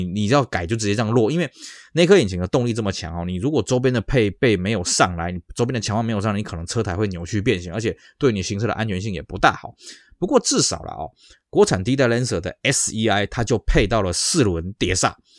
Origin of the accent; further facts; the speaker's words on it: Taiwan; 我们台湾这边